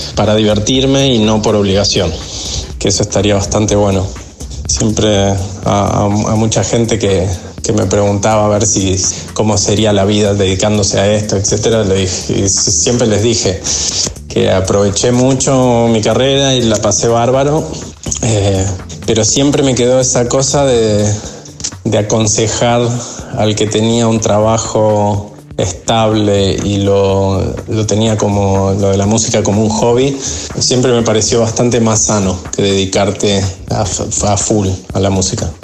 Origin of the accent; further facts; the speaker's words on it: Argentina; nunca viví las fechas de ningún lado como viví las de Argentina